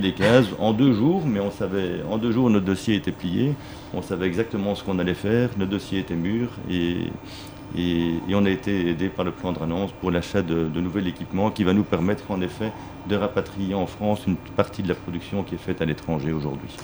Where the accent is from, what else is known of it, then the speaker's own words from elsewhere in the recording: Belgium; moi en tant, en tant que Belge